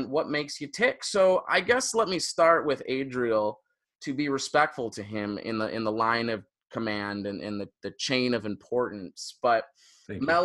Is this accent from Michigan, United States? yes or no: yes; Royal Oak, Michigan, United States; moved away; I'm from Royal Oak, Michigan, which is like the Naperville